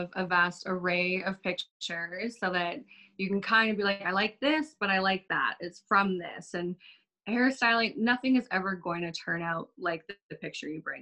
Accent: Calgary, Alberta, Canada; I was born and raised in Calgary

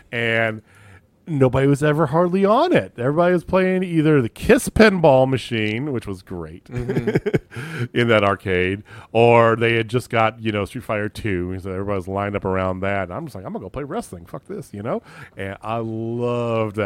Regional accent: Central Illinois, United States; moved away; also born or lived in Missouri; I grew up in Central Illinois

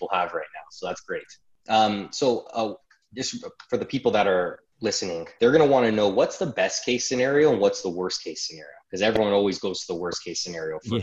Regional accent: Canada; we're all mainly from Canada

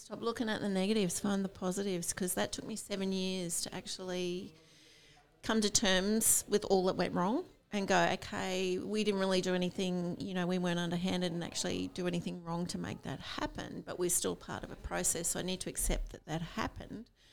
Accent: Rockhampton, Queensland, Australia; also born or lived in Sydney; i grew up in rockhampton

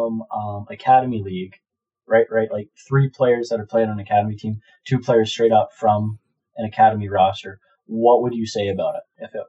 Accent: Canada; us being both Canadian

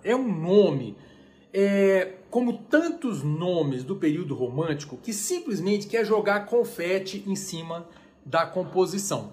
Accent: Brazil; nós que somos brasileiros

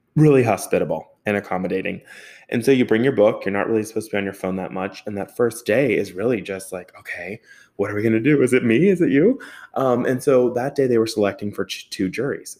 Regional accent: Pleasant Hills, Pennsylvania, United States; also born or lived in Robinson; I grew up in Pleasant Hills

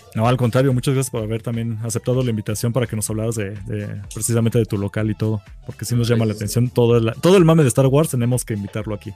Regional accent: Mexico; somos mexicanos

